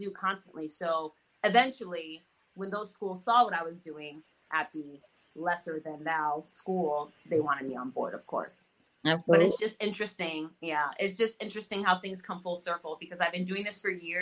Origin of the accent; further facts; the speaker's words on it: United States; I'm growing up in America, but I'm not quite American.